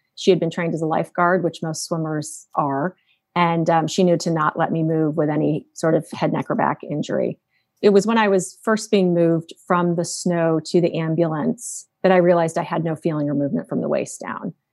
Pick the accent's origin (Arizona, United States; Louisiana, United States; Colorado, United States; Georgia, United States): Arizona, United States; Phoenix; growing up in Phoenix, Arizona, we all learned to swim when we learned to walk